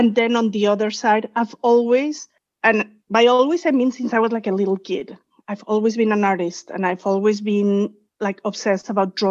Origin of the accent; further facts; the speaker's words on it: Mexico; moved away as an adult; also born or lived in New York City, United States; now in Walnut Creek, United States; I'm originally from Mexico